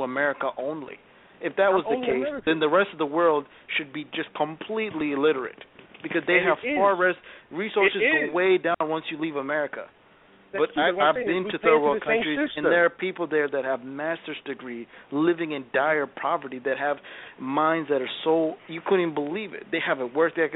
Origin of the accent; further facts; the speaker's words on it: Ethiopia; now in United States; I'm an African by descent. I'm naturally from Ethiopia